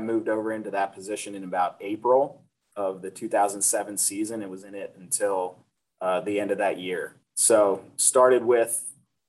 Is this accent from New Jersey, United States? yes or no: yes; Ocean City, New Jersey, United States; growing up in Ocean City